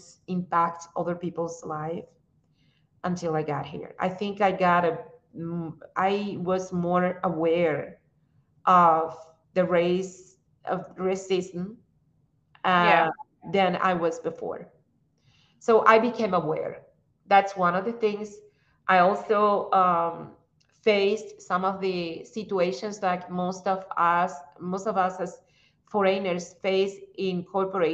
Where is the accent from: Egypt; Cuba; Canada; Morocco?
Cuba; English is a second language; moved away as an adult; also born or lived in Russia; now in United States; We are defined more like Cubans than by race